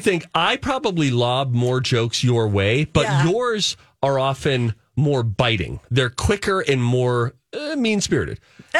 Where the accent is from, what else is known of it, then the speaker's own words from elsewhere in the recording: New Jersey, United States; I grew up in Jersey.